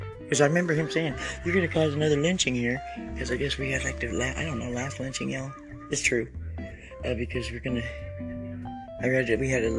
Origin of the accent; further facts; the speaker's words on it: Oregon, United States; I'm Native Oregonian and Native American